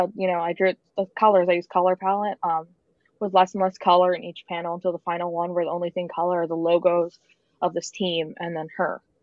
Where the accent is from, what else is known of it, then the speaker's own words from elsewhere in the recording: Boston, Massachusetts, United States; I'm from Boston, I'm a Bruins fan